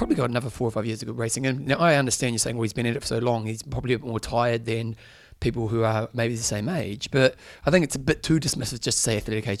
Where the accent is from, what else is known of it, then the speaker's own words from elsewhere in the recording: New Zealand; As a Kiwi